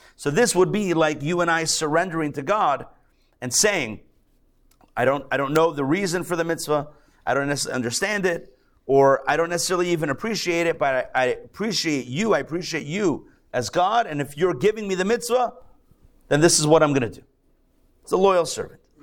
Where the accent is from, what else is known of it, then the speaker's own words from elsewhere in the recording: Pittsburgh, Pennsylvania, United States; now in Atlanta, United States; I'm a Pittsburgh guy. You know, I'm from Pittsburgh.